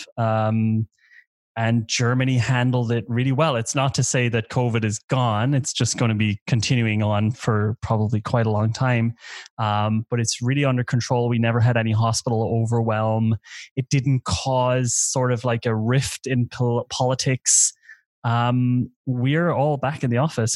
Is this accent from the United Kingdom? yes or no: no; Ireland; moved away as an adult; I'm Irish. I grew up in Ireland for the first 20 years.